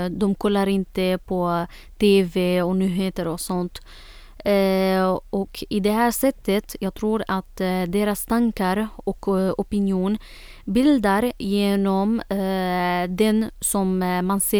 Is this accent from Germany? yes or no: no; Syria; Swedish is a second language; now in Sweden; jag flyttade från Syrien till, här, till eh, Sverige.